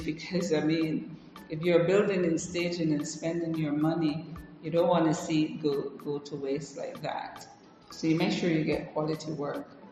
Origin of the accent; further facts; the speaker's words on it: Jamaica; now in Africa; I grew up in Jamaica